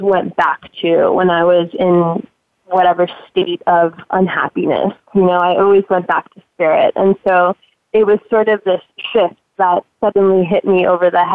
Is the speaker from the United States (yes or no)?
yes; Miami, Florida, United States; I grew up in Miami, Florida, and I love where I'm from